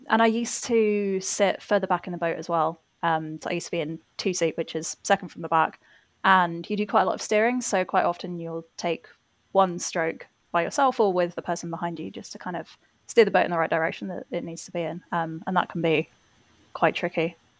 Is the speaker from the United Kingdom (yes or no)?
yes; England, United Kingdom; also born or lived in Rotherhithe, London; I am English